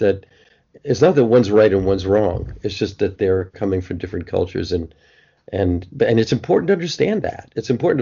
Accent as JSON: {"language": "English", "region": "East Coast", "country": "United States", "tie": "born or raised there", "also_born_or_lived": "Boston", "said": "I'm an East Coast guy, I guess. I was born on the East Coast"}